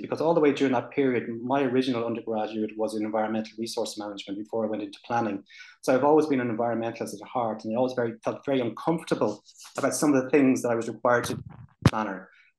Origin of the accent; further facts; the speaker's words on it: Ireland; I'm from Ireland.